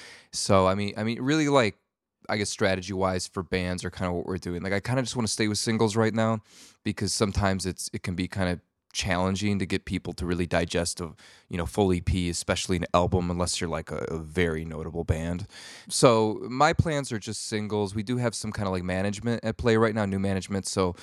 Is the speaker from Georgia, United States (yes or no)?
no; Wisconsin, United States; I grew up in Wisconsin, and I would get said that like it's essentially Canada.